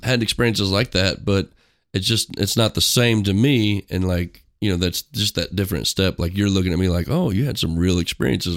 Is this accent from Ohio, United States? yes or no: no; Gower, Missouri, United States; I grew up in a small town in Missouri. called Gower